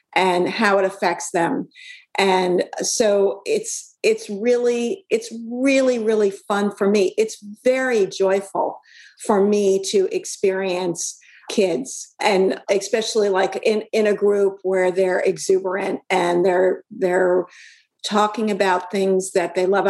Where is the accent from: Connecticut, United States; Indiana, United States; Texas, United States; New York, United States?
New York, United States; Brooklyn; I grew up in Brooklyn